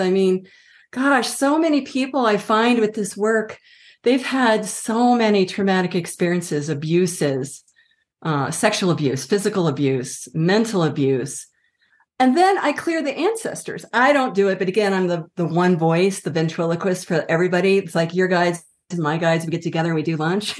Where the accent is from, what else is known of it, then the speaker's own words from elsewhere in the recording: Washington, District of Columbia, United States; also born or lived in Colorado; now in Santa Fe, United States; I grew up on the East Coast, Washington, D C